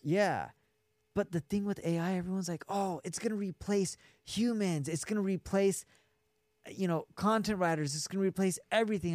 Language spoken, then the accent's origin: English; Orange County, California, United States; moved away as an adult; now in Las Vegas, United States; I grew up in Orange County, California